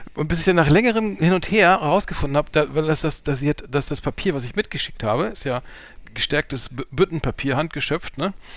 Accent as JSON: {"language": "German", "country": "Germany", "said": "deutsch wie ich bin"}